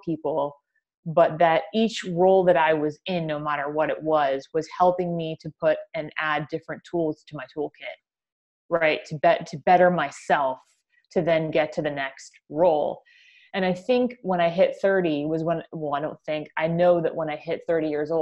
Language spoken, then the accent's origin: English; United States; accent: American